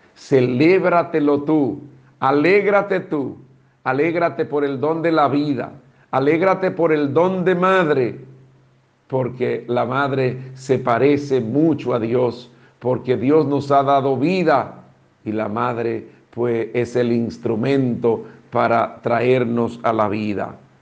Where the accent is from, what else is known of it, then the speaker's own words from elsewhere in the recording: Dominican Republic; como dominicanos